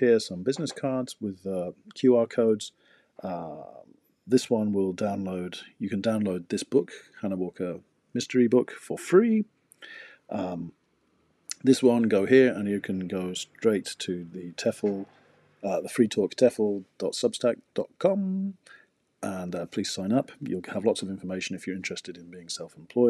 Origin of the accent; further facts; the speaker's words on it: England, United Kingdom; moved away as an adult; now in Abiko, Japan; I'm from England. Since 2007, I've lived in Abiko